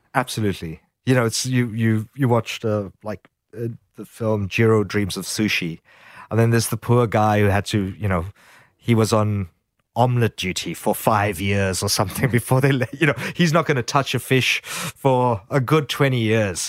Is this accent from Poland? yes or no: no; South Africa; now in Sydney, Australia; growing up in South Africa